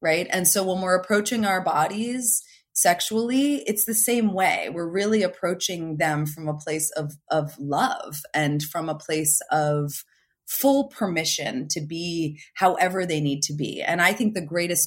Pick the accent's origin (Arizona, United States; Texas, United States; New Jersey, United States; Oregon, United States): New Jersey, United States; now in California, United States; I'm from New Jersey originally. I live in California now